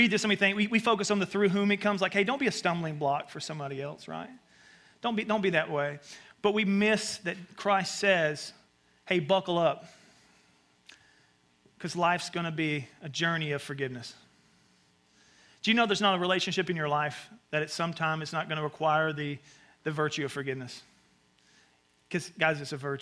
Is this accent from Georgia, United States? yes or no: no; Alabama, United States; accent: Southern; now in New York City, United States; But I grew up in Alabama.